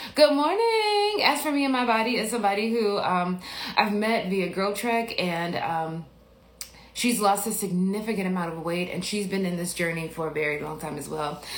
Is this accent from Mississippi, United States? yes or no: yes; Biloxi, Mississippi, United States; moved away; I'm from Mississippi